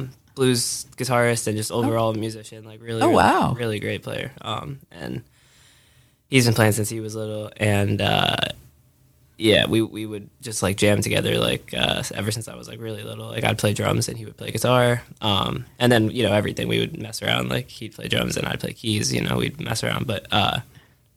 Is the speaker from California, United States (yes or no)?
yes; California, United States; now in Brooklyn, United States; I grew up playing baseball in California